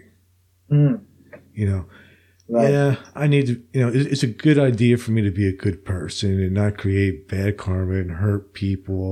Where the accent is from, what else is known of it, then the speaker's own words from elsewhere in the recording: Princeton, New Jersey, United States; moved away; I'm from Princeton, New Jersey, originally